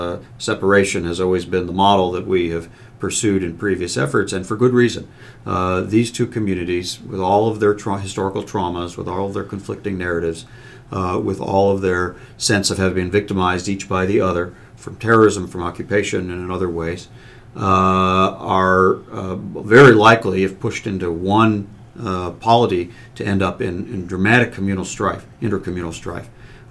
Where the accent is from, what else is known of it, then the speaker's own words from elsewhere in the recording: United States; my democratic values that I grew up with as an American run very deep